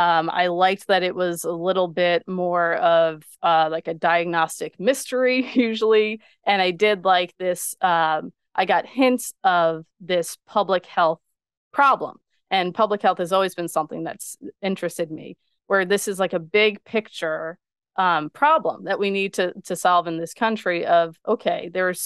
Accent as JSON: {"language": "English", "town": "Long Island", "region": "New York", "country": "United States", "said": "people always think that I am not from Long Island because I don't have the Long Island accent."}